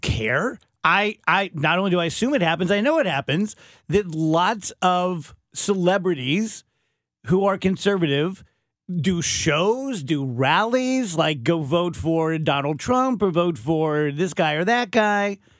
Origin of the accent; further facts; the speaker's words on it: Scotland, United Kingdom; I'm Scottish